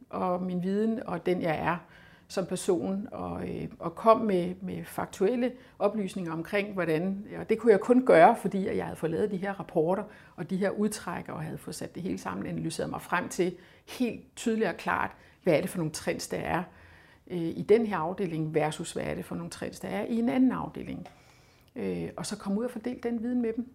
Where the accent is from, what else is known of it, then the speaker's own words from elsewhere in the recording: Funen, Southern Denmark, Denmark; jeg kommer fra Fyn, og jeg stammer fra